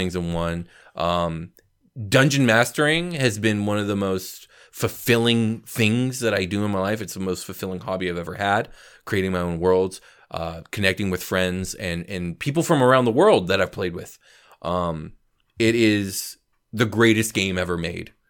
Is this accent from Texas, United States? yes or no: no; California, United States; as a Californian